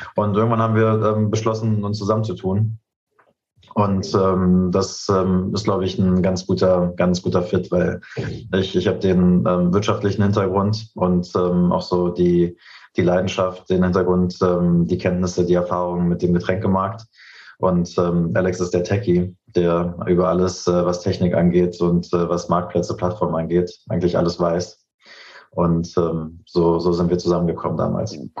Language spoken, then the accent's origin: German; Berlin, Germany; also born or lived in Canada; ich bin Urberliner, ich bin hier geboren, aufgewachsen